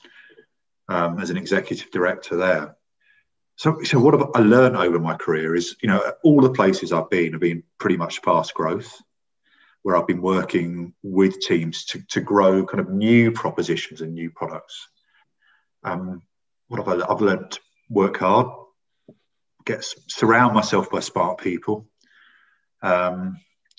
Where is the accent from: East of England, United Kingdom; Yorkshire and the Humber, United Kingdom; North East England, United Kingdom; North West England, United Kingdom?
East of England, United Kingdom; St Albans; also born or lived in Singapore / North London; I'm a North London boy. I was brought up in St Albans, and I was in a very nice estate, a nice primary school up to the age of 11